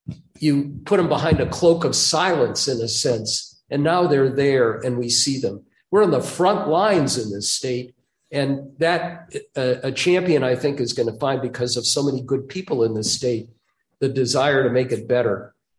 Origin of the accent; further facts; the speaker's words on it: Minnesota, United States; as a Minnesotan, around the country, I would proselytize about my home state, Minnesota nice, this incredible culture and all of that.